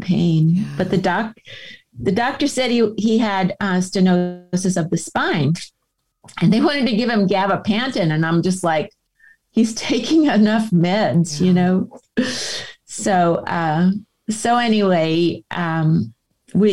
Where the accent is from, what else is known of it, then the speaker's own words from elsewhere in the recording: San Diego, California, United States; I was born in San Diego. I mean, we're an old San Diego family and my husband was born here too. And, just lived here all of our lives